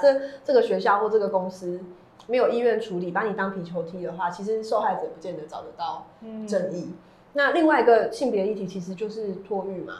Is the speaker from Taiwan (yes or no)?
yes; Taiwan; 全台湾都是台派啦，怎么会不是台派啊？我们就是台湾人